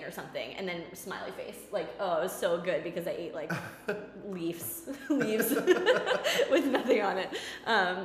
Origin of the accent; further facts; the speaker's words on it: Leominster, Massachusetts, United States; our local Global Fitness, it was called, in Leominster, in my hometown